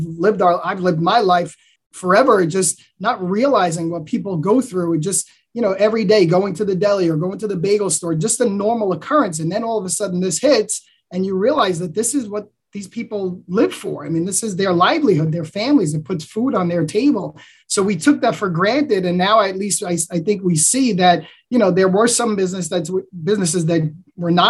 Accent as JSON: {"language": "English", "town": "New York City", "region": "New York", "country": "United States", "tie": "born or raised there", "said": "I'm born and raised from Staten Island. I've been here my entire life."}